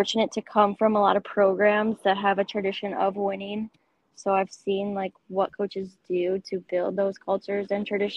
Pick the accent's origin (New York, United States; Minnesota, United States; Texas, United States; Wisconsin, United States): Wisconsin, United States; Milwaukee; I grew up in the Milwaukee area